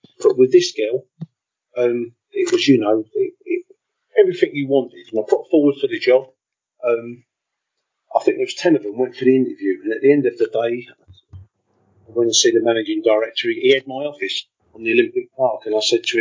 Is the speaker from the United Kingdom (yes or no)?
yes; London, United Kingdom; moved away as an adult; also born or lived in Spain / West Berlin; I'm from Deptford as a boy